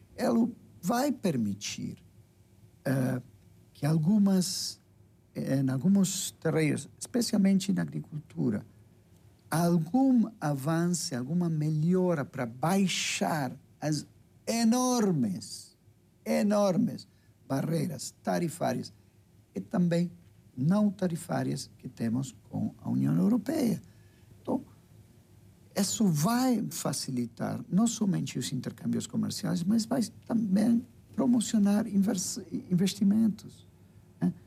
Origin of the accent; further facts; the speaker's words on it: Uruguay; Portuguese is a second language; moved away as an adult; now in Brazil; da nossa tradição como uruguaios.